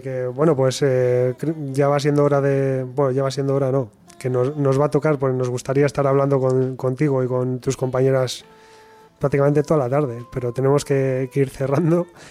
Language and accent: Spanish; Bilbao, Basque Country, Spain; los de Bilbao somos así